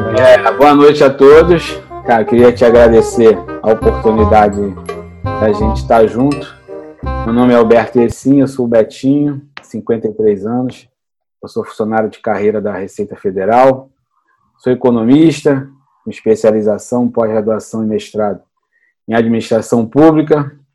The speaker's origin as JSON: {"language": "Portuguese", "region": "Rio de Janeiro", "country": "Brazil", "tie": "born or raised there", "also_born_or_lived": "Camboinhas, Niterói", "said": "Eu nasci em São Cristóvão, no Rio de Janeiro, ali próximo da Feira dos Paraíbas"}